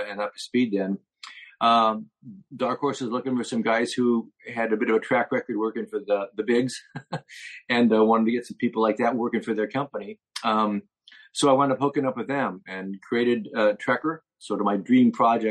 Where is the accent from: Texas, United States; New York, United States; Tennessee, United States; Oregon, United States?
Oregon, United States; Portland; moved away; also born or lived in New Jersey; I was growing up in Portland, Oregon